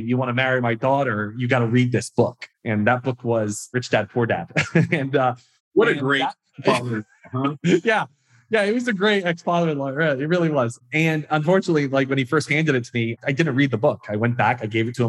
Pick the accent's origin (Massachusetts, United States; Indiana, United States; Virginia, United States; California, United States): Massachusetts, United States; moved away as an adult; also born or lived in Uganda; I was born in Massachusetts.